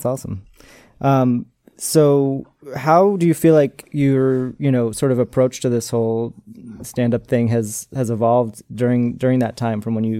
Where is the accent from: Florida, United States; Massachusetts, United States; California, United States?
Massachusetts, United States; Arlington; we're both from Boston.